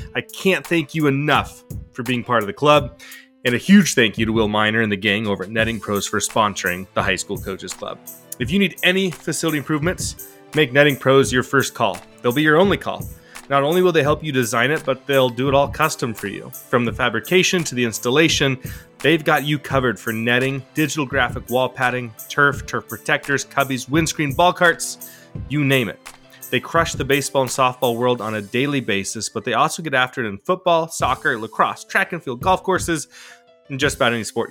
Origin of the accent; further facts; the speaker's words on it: Salem, Oregon, United States; here in my hometown, Salem, Oregon